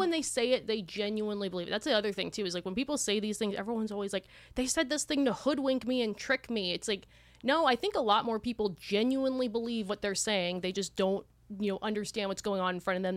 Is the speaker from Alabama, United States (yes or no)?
no; Southern California, United States; now in Austin, United States; We are Austinites, but we are originally from Southern California